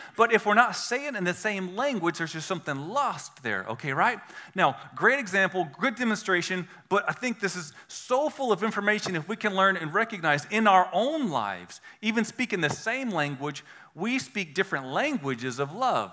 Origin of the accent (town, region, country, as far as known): United States; accent: redneck